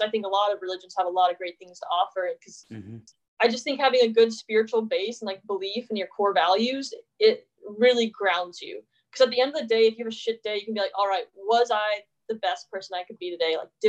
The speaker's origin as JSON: {"language": "English", "region": "the South", "country": "United States", "said": "I'm from the South, so there's a lot of religious stuff that it seems more brainwashy."}